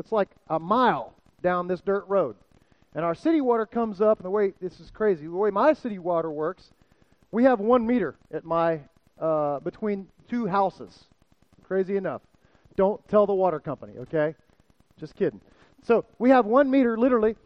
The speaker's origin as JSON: {"language": "English", "region": "South Florida", "country": "United States", "moved": "yes", "said": "I'm from South Florida"}